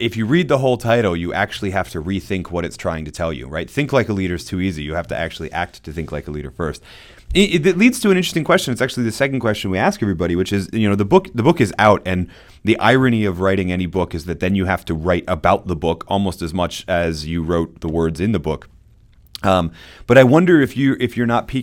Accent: United States; as an American

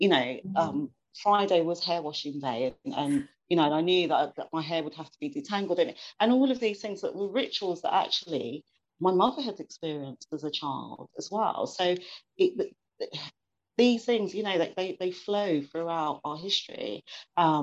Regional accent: England, United Kingdom; I was born and bred in England

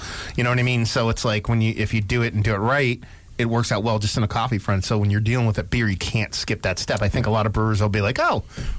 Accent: New Jersey, United States; And I was born and raised in New Jersey

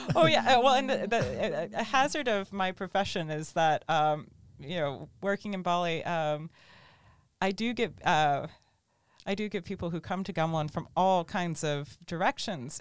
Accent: Tallahassee, Florida, United States; orchestra camp at Florida State University in my hometown.

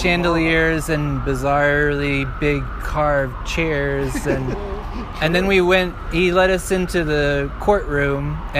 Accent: New York City, New York, United States; I'm from Brooklyn.

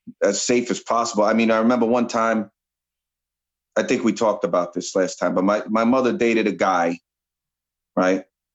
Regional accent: New York City, New York, United States; I grew up on Arthur Avenue. Yes. In the Bronx. I went to Mount Carmel.

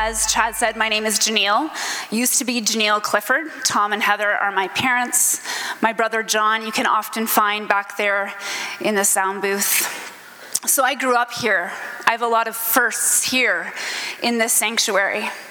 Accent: Stratford, Ontario, Canada; now in Niagara-on-the-Lake, Canada; I grew up in Stratford, Ontario

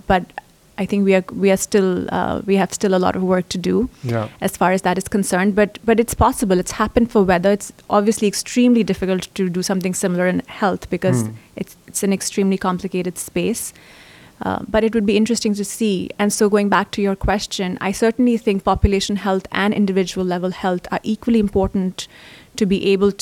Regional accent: India; moved away as an adult; now in United States; I grew up in India and I've been part of the developing world. And then I've studied here in the US.

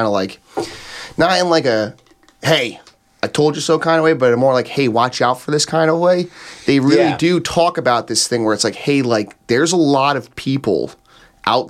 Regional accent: New Jersey, United States; born or raised there

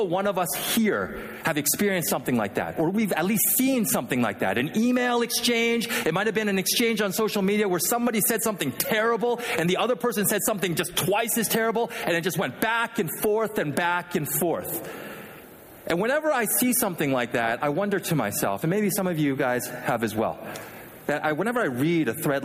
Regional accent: Vancouver, British Columbia, Canada; also born or lived in Philadelphia, United States; now in Michigan, United States; as a kid, I grew up in Vancouver, Canada. Not Vancouver, Washington, but the real Vancouver, Canada

